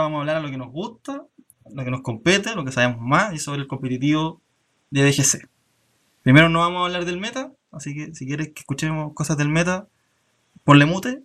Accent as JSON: {"language": "Spanish", "country": "Chile", "said": "hemos tratado de ir de, como comunidad chilena"}